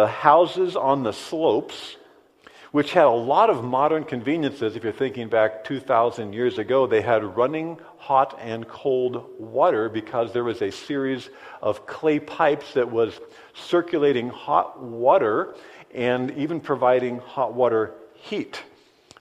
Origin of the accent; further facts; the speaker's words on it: United States; also born or lived in Ozaukee County, Wisconsin; here we are today as American Christians